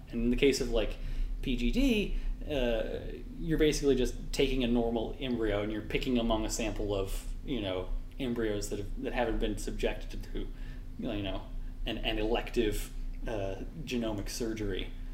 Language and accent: English; California, United States; I'm from California, so just like West Coast, Best Coast